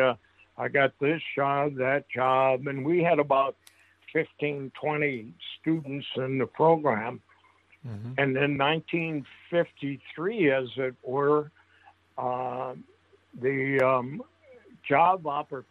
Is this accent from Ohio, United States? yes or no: no; St. Paul, Minnesota, United States; I grew up in St. Paul in an area called the West Side Flats, which is along the Mississippi River